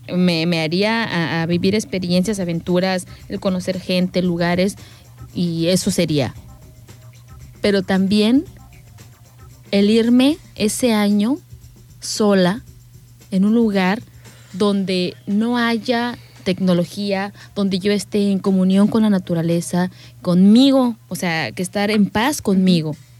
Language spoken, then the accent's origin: Spanish; Querétaro, Mexico; also born or lived in Guanajuato; now in Manzanillo, Mexico; yo soy de, del estado de Querétaro, pero pues ahora sí que para mí mi, mi, ciudad o mi pueblo fue siempre Guanajuato.